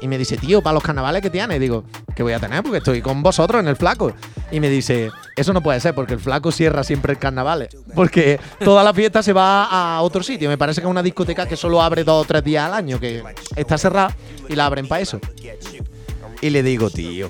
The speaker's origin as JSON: {"language": "Spanish", "region": "Andalusia", "country": "Spain", "said": "somos los andaluces"}